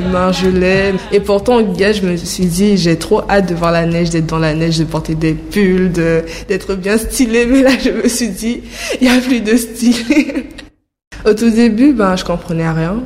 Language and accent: French; French Guiana; now in Paris, France; je suis guyanaise